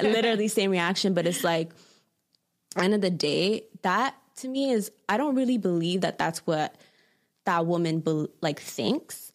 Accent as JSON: {"language": "English", "town": "Toronto", "region": "Ontario", "country": "Canada", "tie": "born or raised there", "said": "growing up in Toronto"}